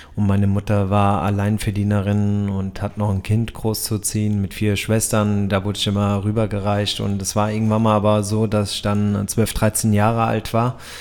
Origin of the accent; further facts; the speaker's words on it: Frankfurt, Hesse, Germany; Ich komme aus Frankfurt